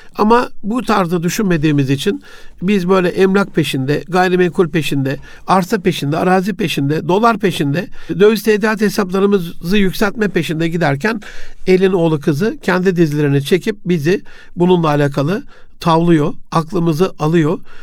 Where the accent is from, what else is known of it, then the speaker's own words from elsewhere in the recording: Osmaniye, Turkey; also born or lived in Gaziantep; babamın görevi dolayısıyla Osmaniye'ye tayini çıkmıştı. 67 Antep doğumluyum. 74'te biz Osmaniye'ye geldik